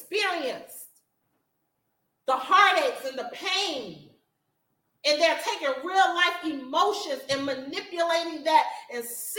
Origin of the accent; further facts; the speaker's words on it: Florida, United States; moved away; I'm from Florida